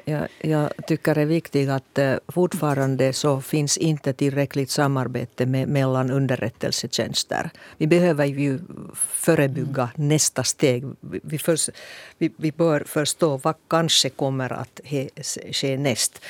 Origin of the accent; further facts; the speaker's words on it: Finland; jag är en blåögd finsk politiker